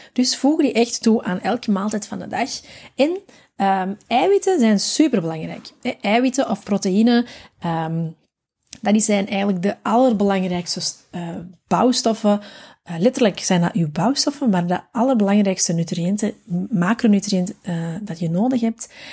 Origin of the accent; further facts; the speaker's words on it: Belgium; Wij zijn als Belg